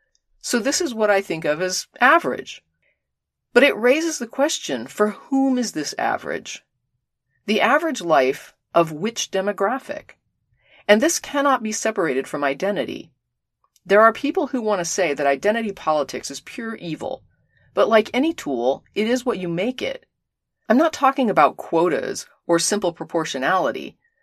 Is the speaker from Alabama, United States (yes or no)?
no; Orlando, Florida, United States; not unlike the one I grew up in Orlando.